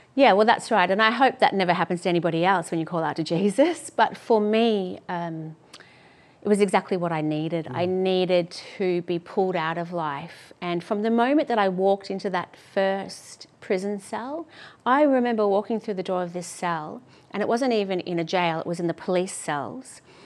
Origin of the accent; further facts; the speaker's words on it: Melbourne, Victoria, Australia; also born or lived in London; I grew up in St Kilda yep. with my mum